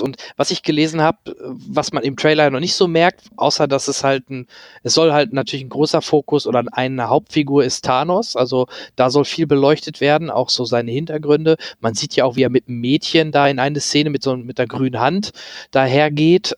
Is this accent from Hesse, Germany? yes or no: no; near Dortmund, North Rhine-Westphalia, Germany; ich komme ja der, aus der Nähe aus Dortmund